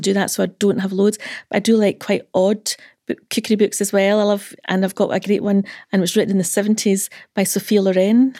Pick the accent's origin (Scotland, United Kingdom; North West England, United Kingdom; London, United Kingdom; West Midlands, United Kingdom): Scotland, United Kingdom; Dumfries; I'm from Dumfries.